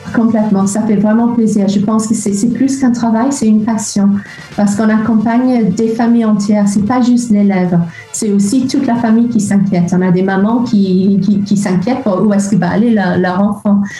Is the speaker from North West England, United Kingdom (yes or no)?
yes; Liverpool, North West England, United Kingdom; French is a second language; moved away as an adult; now in France; je suis de Liverpool